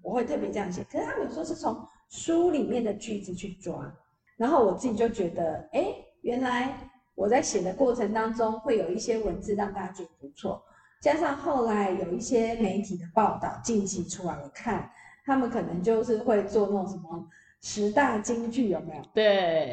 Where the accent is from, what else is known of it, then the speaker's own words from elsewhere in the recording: Yingge, New Taipei, Taiwan; 我们老家英歌